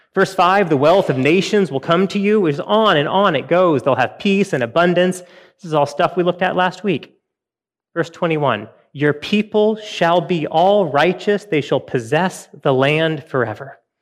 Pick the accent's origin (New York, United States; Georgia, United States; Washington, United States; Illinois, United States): Washington, United States; Western; I grew up in Western Washington